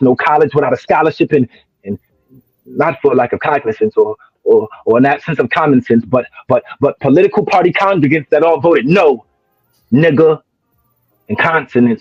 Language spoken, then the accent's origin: English; New Jersey, United States; moved away as an adult; now in Williamston, United States; I'm originally from New Jersey